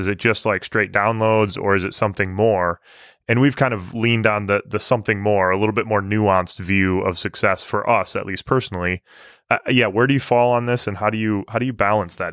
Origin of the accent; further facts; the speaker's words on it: Michigan, United States; growing up in Michigan